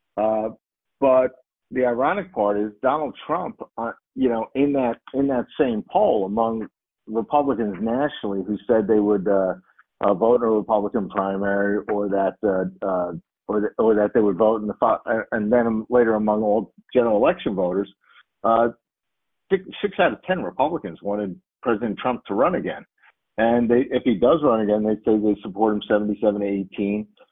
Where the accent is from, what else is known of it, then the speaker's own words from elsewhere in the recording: New York, United States; in my, my home state, New York, they don't require voter ID